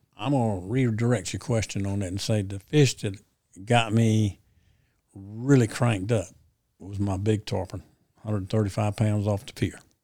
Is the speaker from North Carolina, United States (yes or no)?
yes; Ayden, North Carolina, United States; my hometown, Aiden